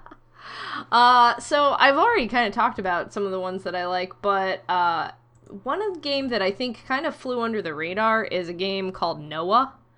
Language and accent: English; Ohio, United States; I'm from Ohio.